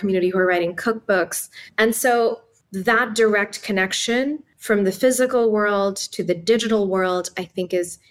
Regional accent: Islamabad, Islamabad Capital Territory, Pakistan; English is a second language; moved away as an adult; also born or lived in Palo Alto, United States; now in United States; Growing up in Pakistan and Islamabad

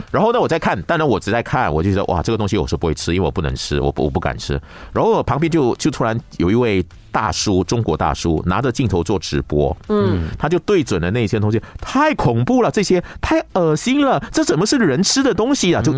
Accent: Malaysia; 因为我们是国语是马来语嘛，所以我们必须要学马来语，还有英语是国际语言嘛，我们要学英语等等的啊。

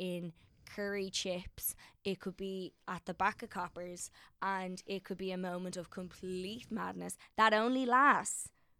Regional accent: Ireland; But I'm an Irish one, so you just give me more spuds and that's all.

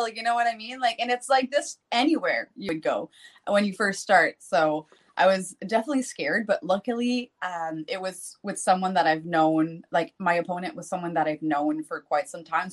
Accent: New Brunswick, Canada; accent: Canadian French; first language French; English is a second language; I moved to the big city of my area because I'm from a small town

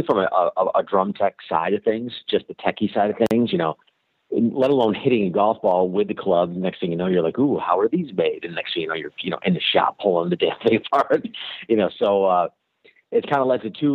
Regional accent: Finger Lakes region, New York, United States; in my hometown, there is an award-winning brewery that I really enjoy their IPAs. It's called Mass Riot

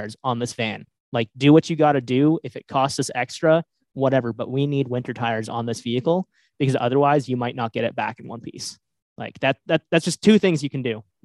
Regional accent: New England, United States; I'm from New England. Like I've lived in New England for most of my life

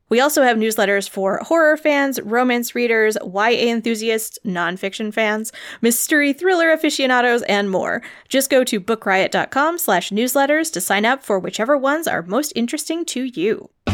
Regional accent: United States; as like an American

